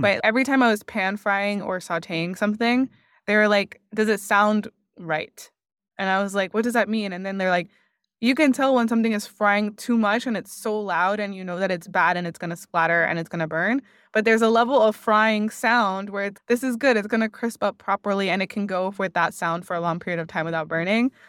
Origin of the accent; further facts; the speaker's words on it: Miami, Florida, United States; moved away as an adult; also born or lived in Washington, D.C. / San Francisco; my family's Cuban, but I was born and raised in Miami